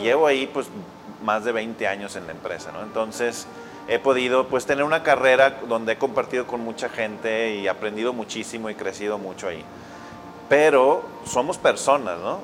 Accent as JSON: {"language": "Spanish", "town": "Monclova", "region": "Coahuila", "country": "Mexico", "tie": "born or raised there", "also_born_or_lived": "Monterrey", "said": "yo crecí en Monclova"}